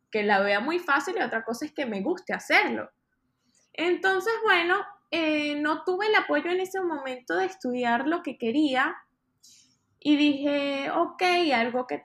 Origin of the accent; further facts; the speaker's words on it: Maracay, Aragua, Venezuela; moved away as an adult; also born or lived in Caracas / Miami; now in New York, United States; Soy de Maracay, Hace aproximadamente cinco años me mudé a la ciudad de Miami. Estaba estudiando ingeniería civil en Caracas